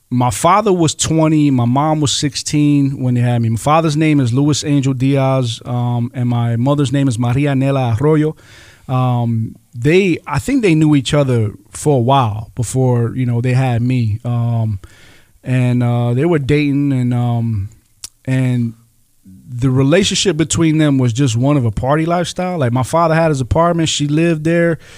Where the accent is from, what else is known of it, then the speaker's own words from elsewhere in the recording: Rochester, New York, United States; um, born and raised in Rochester, New York.